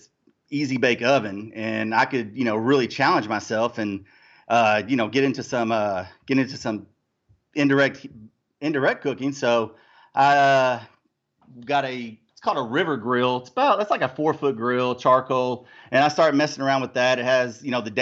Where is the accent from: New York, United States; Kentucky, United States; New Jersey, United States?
Kentucky, United States; Louisville; I'm from Louisville, Kentucky.